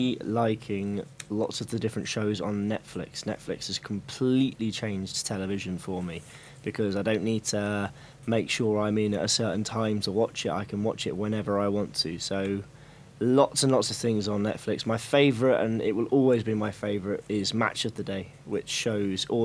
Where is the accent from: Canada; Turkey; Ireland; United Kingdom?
United Kingdom; Hillingdon, London; I was born just outside London in a place called Hillingdon Hospital